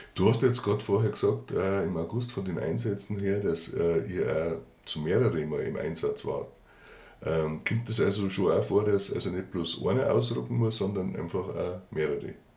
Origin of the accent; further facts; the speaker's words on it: Garmisch-Partenkirchen, Bavaria, Germany; bei uns in Garmisch-Partenkirchen